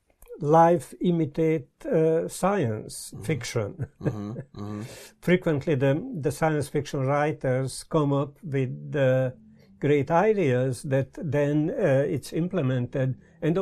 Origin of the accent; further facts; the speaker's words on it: Budapest, Hungary; also born or lived in California; now in Brighton, United Kingdom; I was born in Budapest, Hungary, don't even dare to say, long time ago